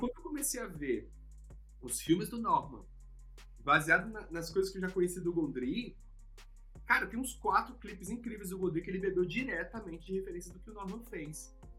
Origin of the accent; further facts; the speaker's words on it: Brasília, Federal District, Brazil; eu sou de Brasília, a gente não tinha acesso a palestra, ninguém ia lá palestrar em Brasília